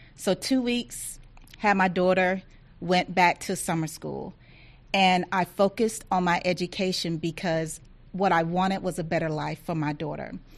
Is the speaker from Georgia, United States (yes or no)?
yes; Thomson, Georgia, United States; I grew up uh, very, very poor in Thompson, Georgia, which is in rural Georgia.